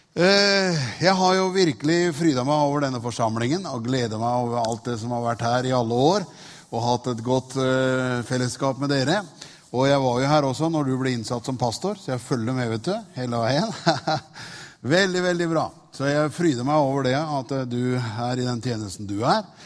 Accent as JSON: {"language": "Norwegian", "town": "Tune", "region": "Østfold", "country": "Norway", "tie": "born or raised there", "moved": "yes", "said": "Jeg er fra Tune."}